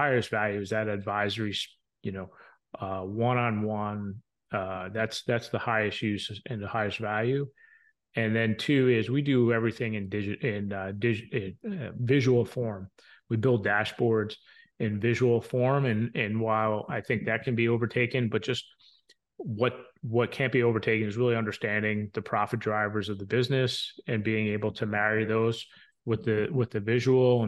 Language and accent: English; New York, across the Hudson from Manhattan, New Jersey, United States; now in Ohio, United States; I grew up in the New York, New Jersey area, right across the street from the Hudson, from Manhattan